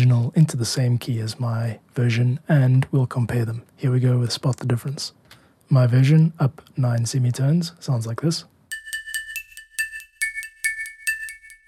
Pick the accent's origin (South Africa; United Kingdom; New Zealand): South Africa; I grew up in South Africa